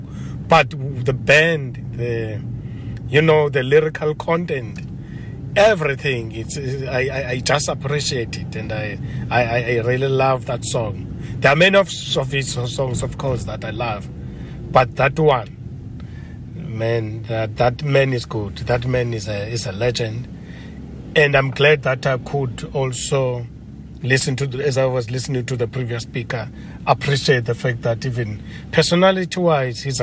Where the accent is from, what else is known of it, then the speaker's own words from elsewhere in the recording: Eastern Cape, South Africa; first language Xhosa; English is a second language; moved away; I'm originally from the Eastern Cape, so I speak Xhosa